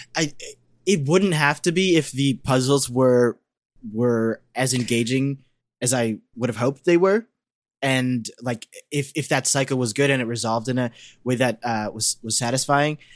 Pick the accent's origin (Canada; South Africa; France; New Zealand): Canada; as a Canadian